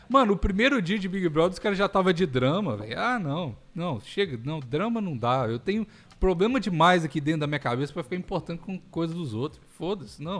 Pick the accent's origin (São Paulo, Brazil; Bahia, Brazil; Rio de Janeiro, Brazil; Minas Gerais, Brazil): Minas Gerais, Brazil; moved away; eu como mineiro Mas... de carteirinha